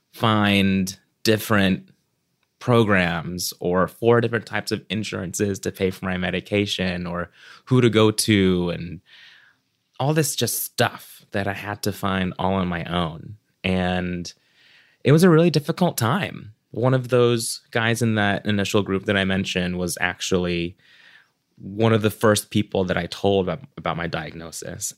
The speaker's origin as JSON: {"language": "English", "town": "Orlando", "region": "Florida", "country": "United States", "tie": "born or raised there", "also_born_or_lived": "Cebu, Philippines"}